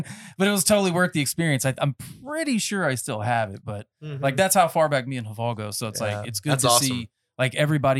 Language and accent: English; North Carolina, United States; And I'm from North Carolina